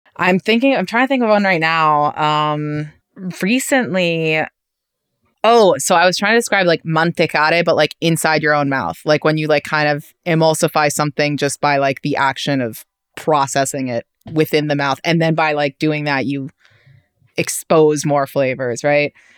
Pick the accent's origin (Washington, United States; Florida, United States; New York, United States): New York, United States; New York City; accent: New York; native New Yorkers